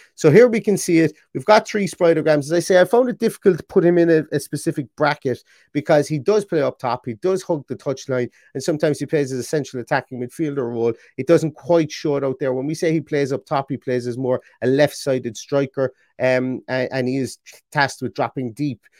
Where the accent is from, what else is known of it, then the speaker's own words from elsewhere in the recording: Ireland; being Irish as well, and having a sister with an Irish name